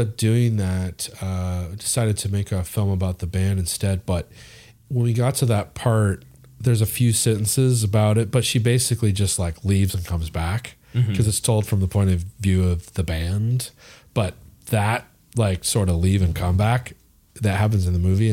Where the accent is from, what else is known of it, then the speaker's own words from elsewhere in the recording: United States; as an American, growing up in the shadow of punk